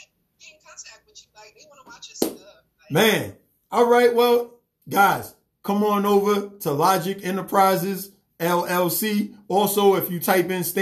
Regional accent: New York City, New York, United States; now in Atlanta, United States; I'm from New York

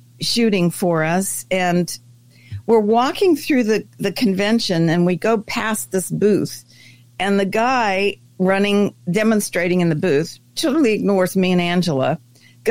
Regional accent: France; also born or lived in Germany; now in United States; I was raised in France.

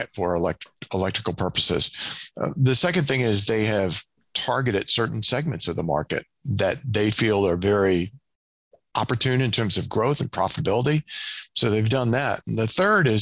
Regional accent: Southeast, United States; now in Kansas City, United States; I grew up in the Southeast

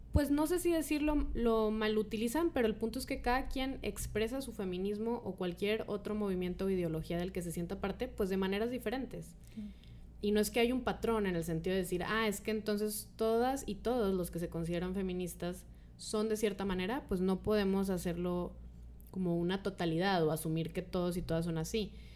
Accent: Monterrey, Nuevo León, Mexico; aquí en Monterrey, que estamos aquí de hecho las tres en Monterrey, las tres nacimos en Monterrey

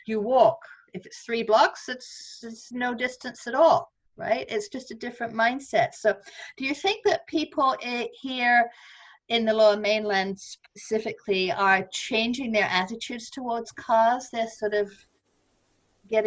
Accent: London, United Kingdom; moved away as an adult; now in Vancouver, Canada; I grew up in London

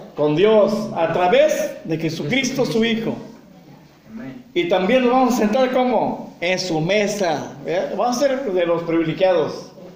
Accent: Mexico; nosotros como mexicanos

